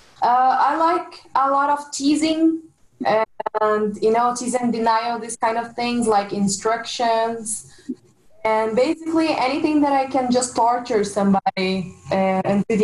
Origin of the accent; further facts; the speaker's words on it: Brazil; I'm from Brazil